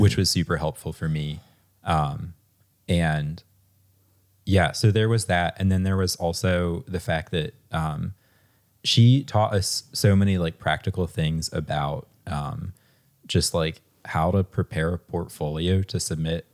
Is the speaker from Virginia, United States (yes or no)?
yes; Harrisonburg, Virginia, United States; I grew up in Harrisonburg